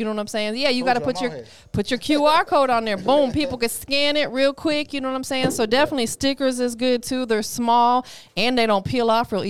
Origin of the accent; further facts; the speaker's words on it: the South, United States; Even though I'm from the South